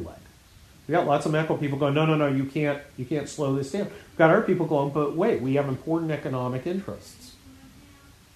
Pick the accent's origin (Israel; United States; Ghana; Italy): United States; I was born here and I'm an American citizen